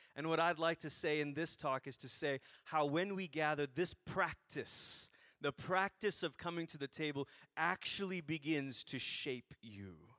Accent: Malaysia; I grew up in Malaysia, so not Greece.

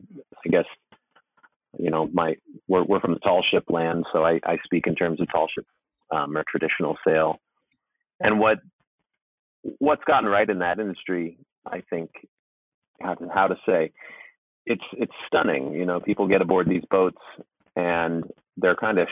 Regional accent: Port Townsend, Washington, United States; my hometown in Port Townsend, Washington

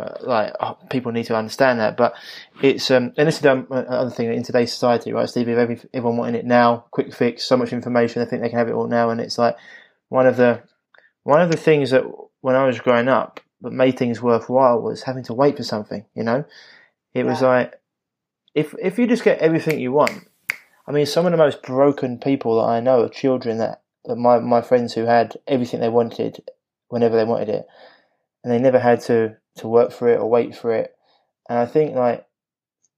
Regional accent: London, United Kingdom; being a Londoner, I do speak quick, and I can drop certain letters out

